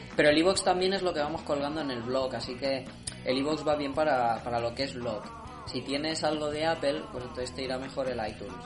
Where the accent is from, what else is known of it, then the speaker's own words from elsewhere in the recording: Montmeló, Catalonia, Spain; mi pueblo está ya no es Cataluña